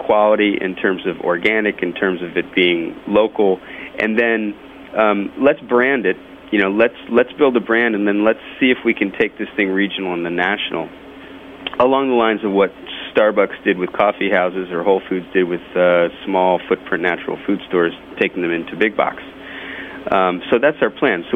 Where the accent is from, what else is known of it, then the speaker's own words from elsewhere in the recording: Hartford, Connecticut, United States; I'm from the Northeast myself. I'm from Hartford, in the next state over